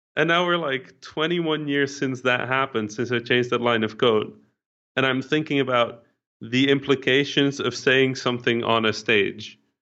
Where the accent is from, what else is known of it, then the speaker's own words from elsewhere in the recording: Netherlands; English is a second language; I didn't speak English, right? I was mm-hmm. a Dutch kid